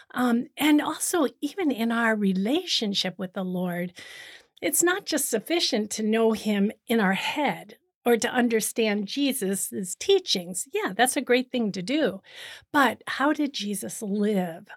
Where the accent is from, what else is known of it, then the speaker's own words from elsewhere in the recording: Cleveland, Ohio, United States; moved away as an adult; also born or lived in Boston, Massachusetts / Rome / Kenya; now in Toronto, Canada; I'm originally from the United States. I was born in Cleveland, Ohio